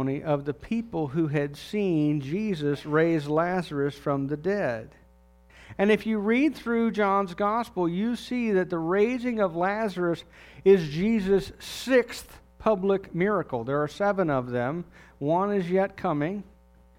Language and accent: English; United States; as an American